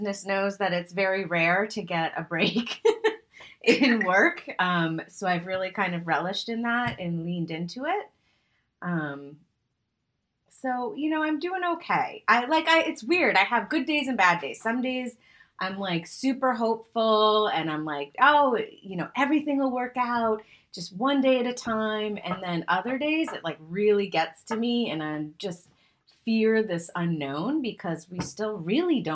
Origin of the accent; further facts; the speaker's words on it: Boston, Massachusetts, United States; now in West Coast, United States; I'm moving to the Boston area, back to my roots after 15 years being on the West Coast